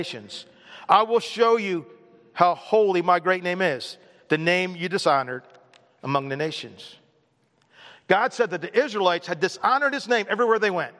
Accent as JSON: {"language": "English", "country": "United States", "said": "I'm an American"}